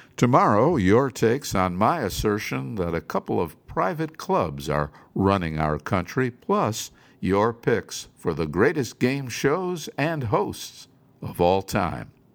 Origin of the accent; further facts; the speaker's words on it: Cleveland, Ohio, United States; my hometown of Cleveland